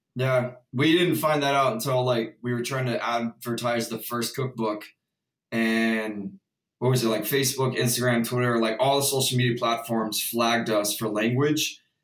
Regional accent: Houston, Texas, United States; I'm from Houston

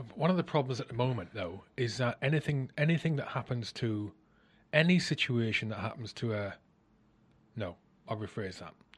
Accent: South Wales, United Kingdom; I grew up in South Wales

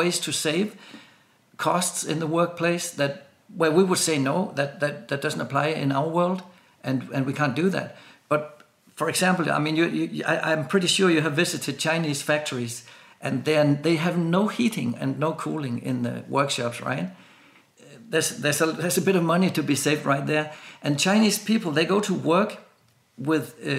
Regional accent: Denmark; I'm from Denmark

